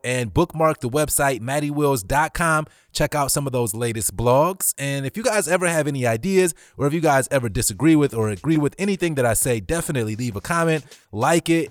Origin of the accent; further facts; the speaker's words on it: Cleveland, Ohio, United States; I'm born and raised in Cleveland